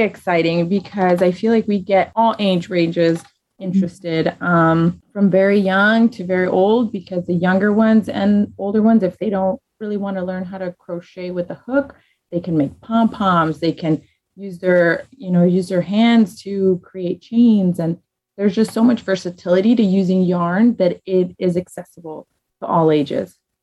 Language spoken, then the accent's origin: English; Chicago, Illinois, United States; I'm from Little Village